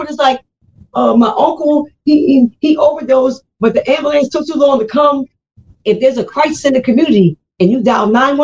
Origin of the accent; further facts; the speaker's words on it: Philadelphia, Pennsylvania, United States; now in New Jersey, United States; I grew up in Philadelphia